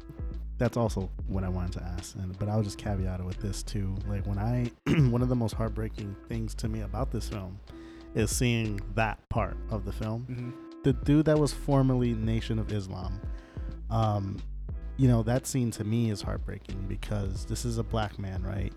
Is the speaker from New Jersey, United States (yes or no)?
yes; Paterson, New Jersey, United States; Born and raised in Patterson, where, you know, the other ethnic minority group are, you know, black people. And so I've been raised, you know, with a lot of black people around in my life.